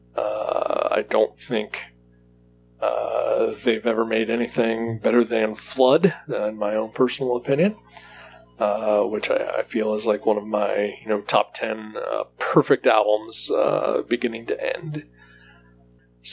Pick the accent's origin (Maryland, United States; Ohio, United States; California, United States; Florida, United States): Ohio, United States; I am from Ohio.